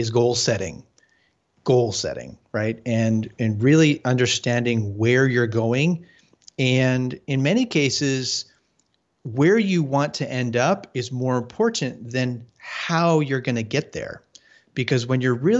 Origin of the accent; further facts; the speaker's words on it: Arizona, United States; We grew up together in Arizona